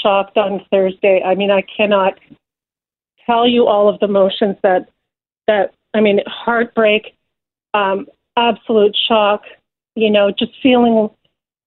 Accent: London, Ontario, Canada; So I was born in Canada, London, Ontario, first generation

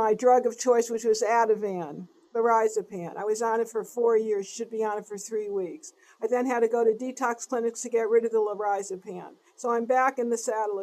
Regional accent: East Coast, United States; moved away; I'm from the East Coast.

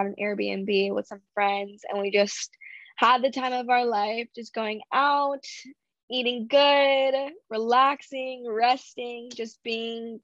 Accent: Orange County, California, United States; I was born and raised in Orange County, California

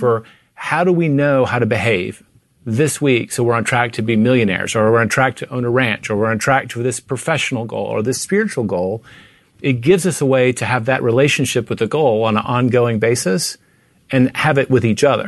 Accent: Tennessee, United States; now in Texas, United States; I grew up in Tennessee

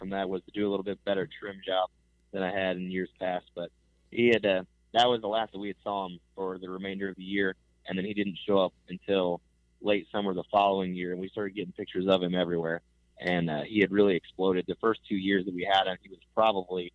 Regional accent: Northeast Missouri, United States; I'm from Northeast Missouri

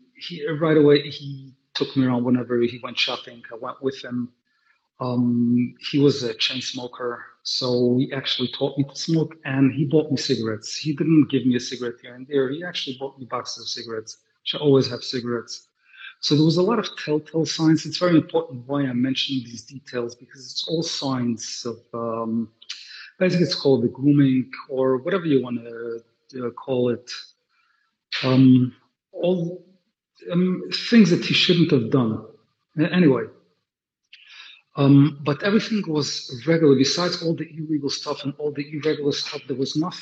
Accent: New York City, New York, United States; also born or lived in London; I grew up in Brooklyn, like I said before, and Williamsburg, to be specific. I'm a Willy boy, in a very Hasidic family

